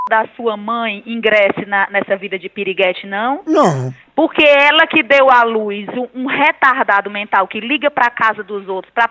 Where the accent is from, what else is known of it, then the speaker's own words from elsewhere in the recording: Caucaia, Ceará, Brazil; now in Switzerland; brasileira. Sou natural de Calcaia e moro aqui na Suíça.